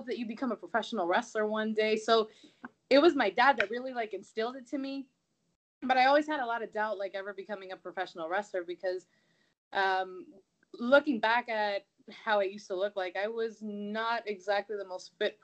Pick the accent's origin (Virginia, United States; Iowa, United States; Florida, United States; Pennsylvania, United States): Florida, United States; Miami; now in Tampa Bay area, United States; I grew up in Miami, Florida. I was born and raised over there.